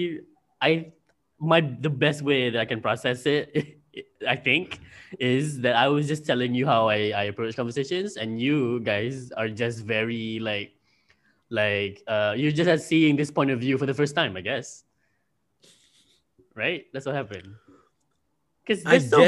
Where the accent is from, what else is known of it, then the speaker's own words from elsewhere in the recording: Malaysia; I'm from Malaysia.